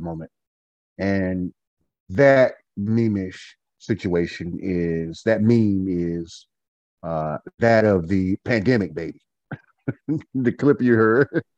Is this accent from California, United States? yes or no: no; Goldsboro, North Carolina, United States; now in Winston-Salem, United States; We hail from Goldsboro, North Carolina. We are a couple of Goldsboro Knights. I currently live and Winston-Salem, North Carolina.